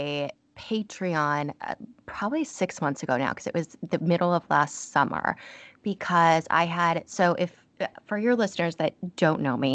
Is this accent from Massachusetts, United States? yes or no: no; Connecticut, United States; I'm from Connecticut and I've never lived in the Valley